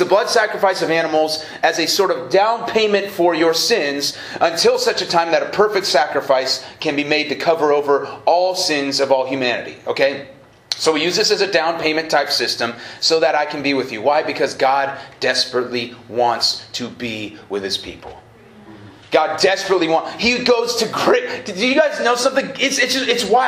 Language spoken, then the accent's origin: English; North Idaho, United States; I grew up in North Idaho